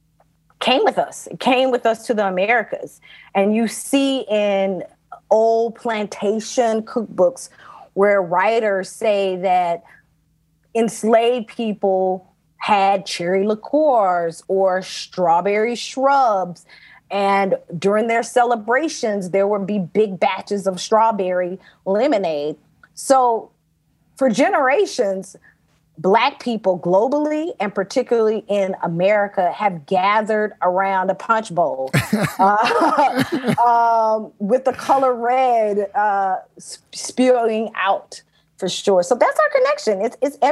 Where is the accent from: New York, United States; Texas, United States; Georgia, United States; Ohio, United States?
Georgia, United States; Athens; I was born and raised in Athens, Georgia